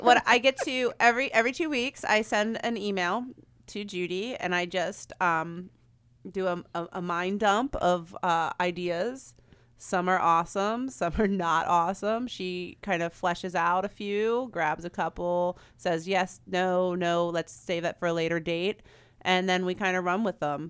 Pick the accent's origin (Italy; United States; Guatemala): United States; Frederick, Maryland; moved away; I'm from Frederick, Maryland, and when I was in Frederick, I started a women's beer group